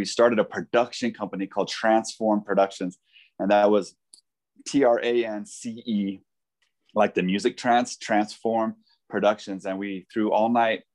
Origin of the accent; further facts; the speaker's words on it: Denver, Colorado, United States; also born or lived in South Africa; I ended up serving here in my Jerusalem, you know, my hometown, you know, yeah. Denver